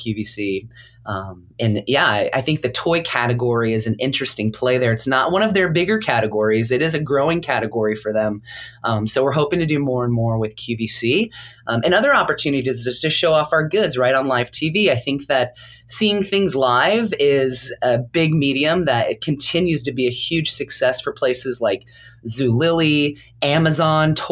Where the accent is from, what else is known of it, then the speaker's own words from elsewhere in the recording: California, United States; I come from California where, you know, there's a few palm trees here and there